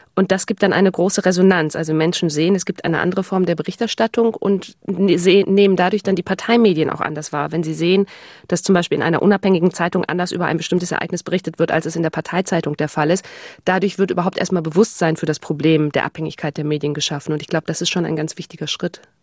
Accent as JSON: {"language": "German", "region": "Hamburg", "country": "Germany", "said": "Also ich komme aus Hamburg"}